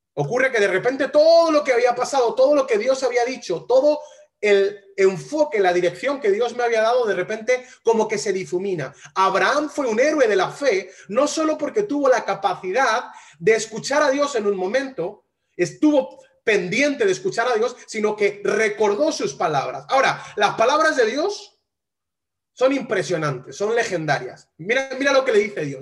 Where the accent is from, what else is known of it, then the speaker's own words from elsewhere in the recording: Spain; Yo soy español